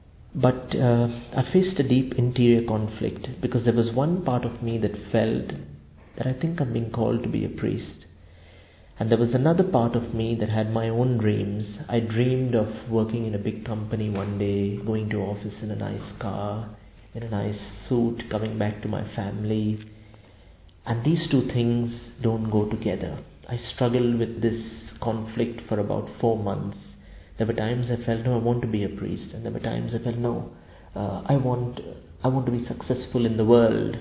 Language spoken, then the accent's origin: English; Karachi, Sindh, Pakistan; I'm from the Archdiocese of Karachi in Pakistan